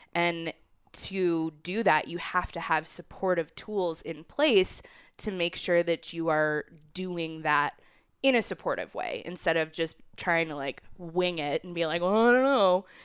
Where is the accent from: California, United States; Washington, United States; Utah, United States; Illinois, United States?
Illinois, United States; Chicago; moved away as an adult; also born or lived in Brooklyn; now in Colorado, United States; I grew up in Chicago.